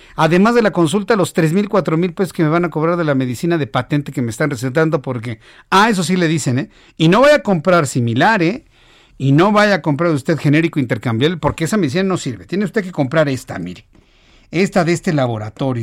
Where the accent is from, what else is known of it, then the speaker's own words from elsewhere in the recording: Mexico; Así somos los mexicanos